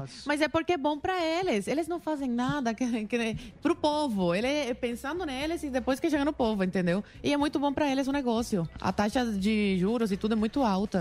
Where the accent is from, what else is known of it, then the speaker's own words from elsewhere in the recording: Guantánamo, Cuba; Portuguese is a second language; also born or lived in Havana; now in Brazil; Eu nasci em Havana, fui criada em Guantánamo